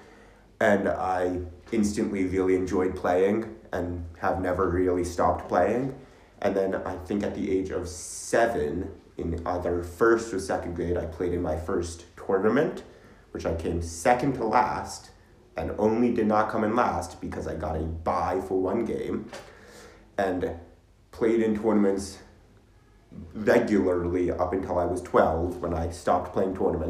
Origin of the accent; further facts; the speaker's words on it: New York City, New York, United States; Upper West Side, Manhattan, same as Charlie.